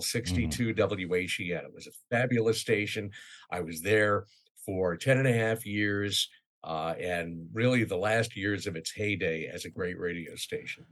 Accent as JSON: {"language": "English", "region": "New York City area", "country": "United States", "tie": "born or raised there", "also_born_or_lived": "Glens Falls, New York / Ithaca, New York / Vermont / Syracuse, New York", "moved": "as an adult", "lives_now": "Orlando, United States", "said": "I grew up in the New York City area, just north of there"}